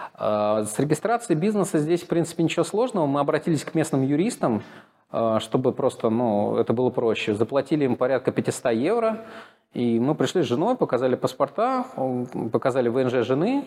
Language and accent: Russian; Moscow, Russia; moved away as an adult; now in Sofia, Bulgaria; Я из Москвы